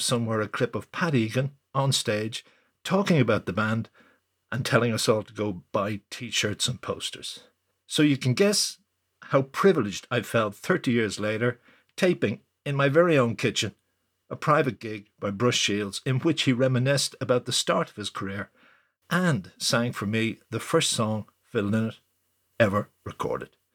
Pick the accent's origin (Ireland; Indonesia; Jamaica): Ireland; I felt as an Irish rock